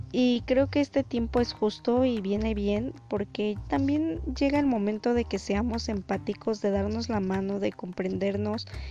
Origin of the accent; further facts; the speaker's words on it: Mexico; Soy mexicana.